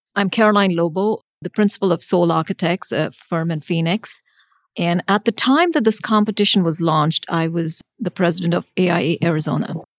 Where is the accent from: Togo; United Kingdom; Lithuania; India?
India; now in United States; So I grew up in India for a good half of my life.